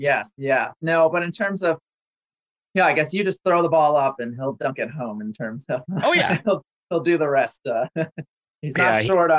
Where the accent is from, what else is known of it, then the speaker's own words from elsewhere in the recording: Massachusetts, United States; growing up in Massachusetts, hockey was the sport for me.